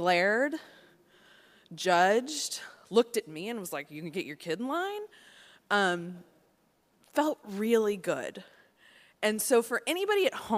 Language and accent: English; Nashville, Tennessee, United States; now in Washington, D.C., United States; I grew up in Nashville, Tennessee